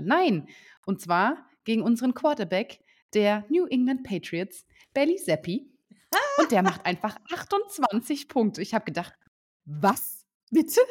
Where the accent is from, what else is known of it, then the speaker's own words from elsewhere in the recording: Saarbrücken, Saarland, Germany; ich komme ja aus Saarbrücken